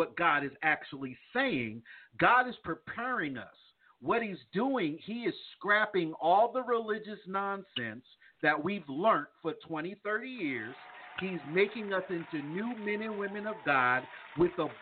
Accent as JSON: {"language": "English", "region": "East Coast", "country": "United States", "tie": "born or raised there", "moved": "yes", "lives_now": "the South, United States", "said": "growing up in the East Coast"}